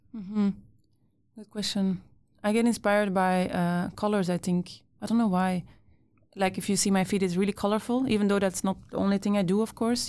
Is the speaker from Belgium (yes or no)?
yes; Brussels, Brussels-Capital Region, Belgium; moved away as an adult; now in Sweden; I grew up in Brussels, so really like city, city. And now that I live in Sweden